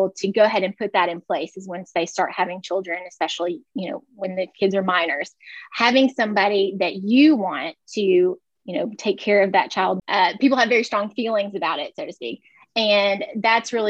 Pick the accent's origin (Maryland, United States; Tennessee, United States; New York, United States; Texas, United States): Tennessee, United States; West; moved away as an adult; also born or lived in Louisville, Kentucky; I'm originally from West Tennessee